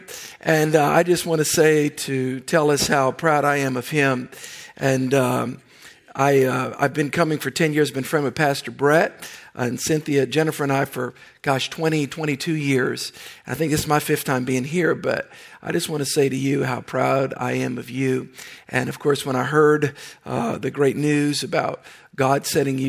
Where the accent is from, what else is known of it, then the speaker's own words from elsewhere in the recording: New Orleans, Louisiana, United States; I grew up in the New Orleans area